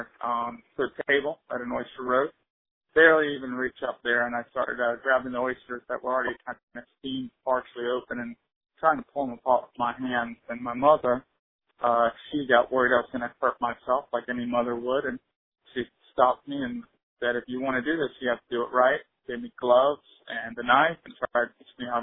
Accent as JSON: {"language": "English", "town": "Charleston", "region": "South Carolina", "country": "United States", "tie": "born or raised there", "said": "I grew up in Charleston, learned to sail at a young age"}